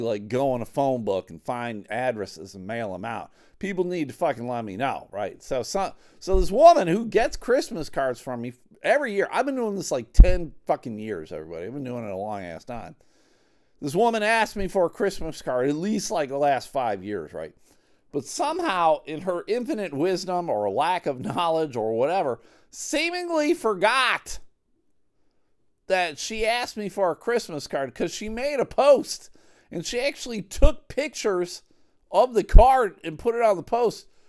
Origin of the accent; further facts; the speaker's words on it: Buffalo, New York, United States; I am from Buffalo